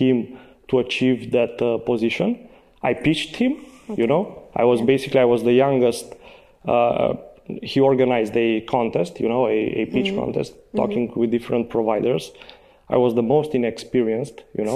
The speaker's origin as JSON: {"language": "English", "town": "Sibiu", "region": "Sibiu County", "country": "Romania", "tie": "born or raised there", "second_language": "English", "said": "I'm from Sibiu. I was born in Sibiu."}